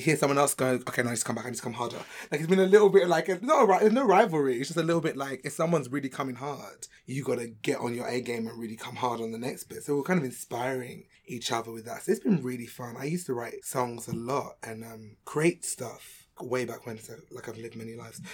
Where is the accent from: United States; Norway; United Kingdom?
United Kingdom; London; I'm from London